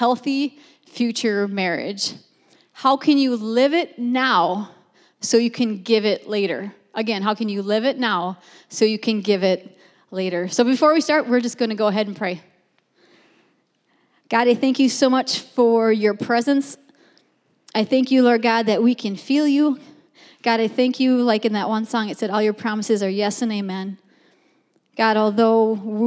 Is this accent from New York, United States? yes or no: no; Minneapolis, Minnesota, United States; moved away as an adult; also born or lived in Iowa; now in Bismarck, United States; We grew up in Minneapolis and have pastored for the last 22 years in Iowa.